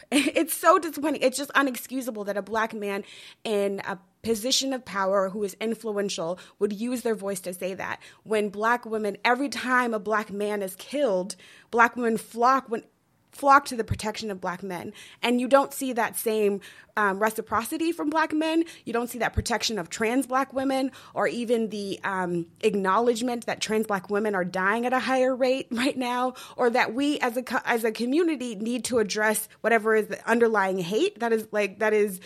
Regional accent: Denver, Colorado, United States; growing up in Denver, Colorado

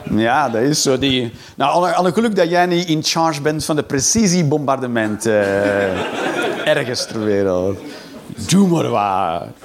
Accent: Hengelo, Overijssel, Netherlands; Nee, ik kom uit Hengelo bij Enschede.

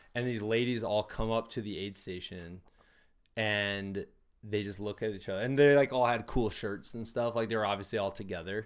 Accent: United States; also born or lived in Iowa City; And I grew up on the Mississippi River. My dad had a house on the river.

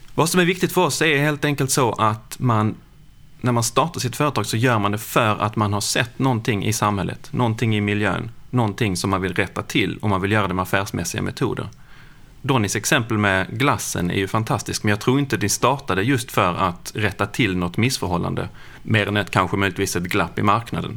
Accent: Lund, Skåne, Sweden; Jag kommer från Lund

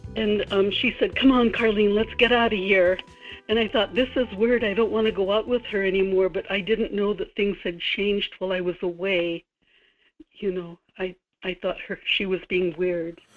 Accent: Kodiak, Alaska, United States; I was born in Kodiak and raised here

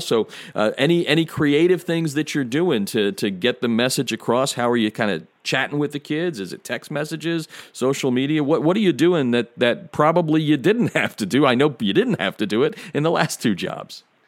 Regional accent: Pennsylvania, United States; moved away as an adult; now in Chicago, United States; me growing up in Pennsylvania

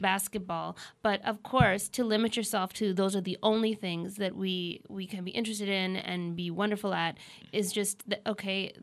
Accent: Nova Scotia, Canada; I'm from Nova Scotia.

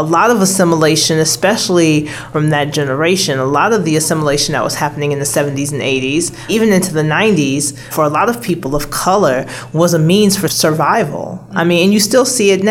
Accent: Chicago, Illinois, United States; moved away; I'm originally from Chicago, so I come from a predominantly black neighborhood, but having lived in a predominantly white state for over 2 decades

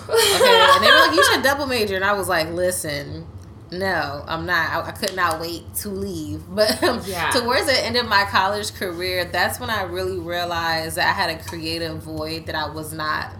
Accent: the DMV, Washington metropolitan area, United States; also born or lived in Silver Spring, Maryland / Southern Maryland / Virginia; now in Washington, D.C., United States; I am from the DMV. I've literally lived in Maryland. I've lived in Virginia. I lived in D.C. I was born in Silver Spring.

